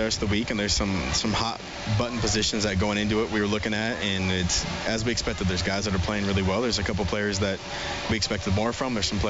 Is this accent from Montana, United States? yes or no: yes; Great Falls, Montana, United States; now in Edmonton, Canada; I'm from Montana, as I keep saying, so the late nights and having it be light out at 10:30 reminds me of Great Falls, Montana.